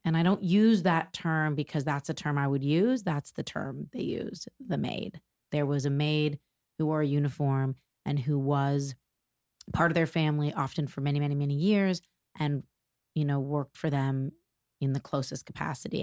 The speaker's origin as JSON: {"language": "English", "town": "Toronto", "region": "Ontario", "country": "Canada", "tie": "born or raised there", "moved": "as an adult", "lives_now": "New York, United States", "said": "I was born in Toronto, Canada. I'm Canadian, proudly Canadian, although I've lived in New York for over twenty years now."}